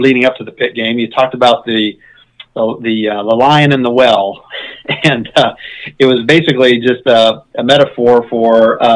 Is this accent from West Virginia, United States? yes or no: yes; Wheeling area, West Virginia, United States; my hometown